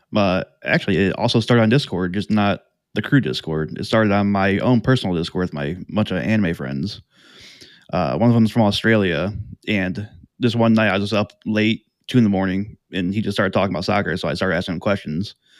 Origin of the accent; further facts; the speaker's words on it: Elyria, Ohio, United States; moved away as an adult; now in Columbus, United States; really came from Elyria, which is about if anyone doesn't know, it's about thirty minutes west of, uh, Cleveland